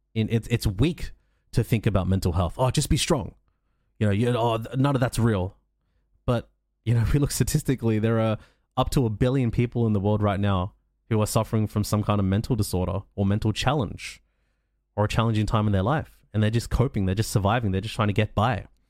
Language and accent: English; Australia; I'm from Australia. I'm I live in a country where mental health care is available.